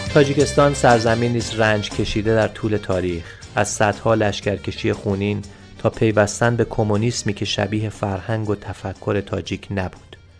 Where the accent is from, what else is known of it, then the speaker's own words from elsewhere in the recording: Iran; از ایران آمدم